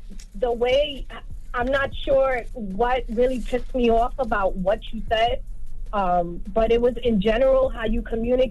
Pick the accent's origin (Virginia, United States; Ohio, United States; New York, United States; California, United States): New York, United States; Bronx; And now, yes, I'm from the Bronx.